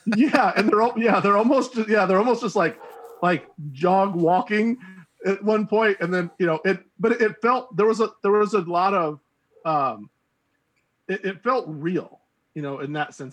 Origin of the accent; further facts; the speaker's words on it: United States; as an American who's used to watching, you know, American action films